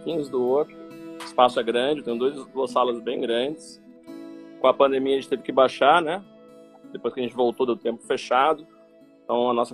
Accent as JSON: {"language": "Portuguese", "town": "Resende", "region": "Rio de Janeiro", "country": "Brazil", "said": "sou aqui de Resende, no interior do Rio de Janeiro"}